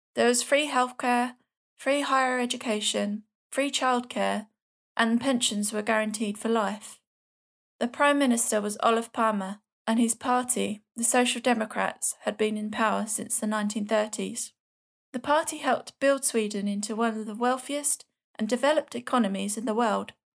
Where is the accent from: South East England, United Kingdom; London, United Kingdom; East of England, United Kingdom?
London, United Kingdom; accent: Cockney; my Swedish Cockney accent